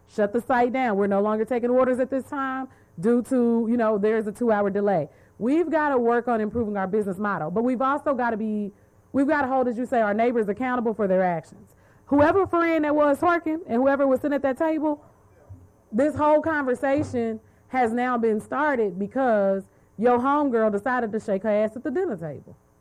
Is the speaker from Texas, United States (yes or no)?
yes; Dallas, Texas, United States; I'm from Dallas